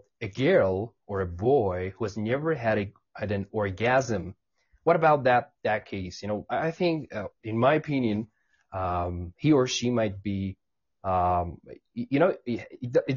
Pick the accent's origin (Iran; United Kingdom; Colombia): Iran; English is a second language; I'm not an English person. I am from Iran.